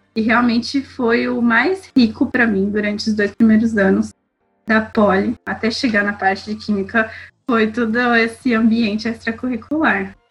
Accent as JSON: {"language": "Portuguese", "country": "Brazil", "also_born_or_lived": "Belgium", "moved": "as an adult", "lives_now": "France", "said": "Eu, como brasileira, não tenho passaporte europeu, só brasileiro"}